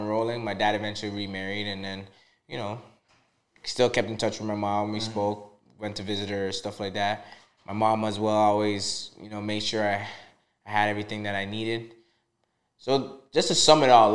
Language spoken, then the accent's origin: English; Toronto, Ontario, Canada; also born or lived in Trinidad and Tobago; I was born in Trinidad and Tobago. Okay. I immigrated here in 92, 93, not too sure, but I was six years old at the time. You know, I grew up in the Little Jamaica area. My parents immigrated to Eglinton West in Toronto.